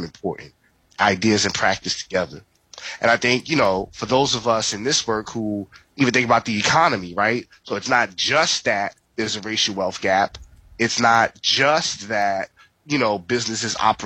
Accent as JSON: {"language": "English", "town": "New York City", "region": "New York", "country": "United States", "tie": "born or raised there", "said": "I was born and raised in the Bronx, New York"}